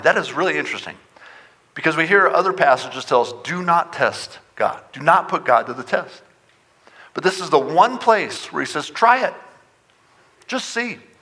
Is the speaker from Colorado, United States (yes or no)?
yes; Front Range, Colorado, United States; moved away as an adult; now in Montrose, United States; I grew up on the Front Range